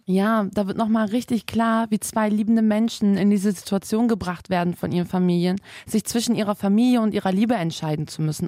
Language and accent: German; Bremen, Germany; da wo ich aufgewachsen bin, ist halt so, ein Kenneck, ist so eine Kenneck-Gegend in Bremen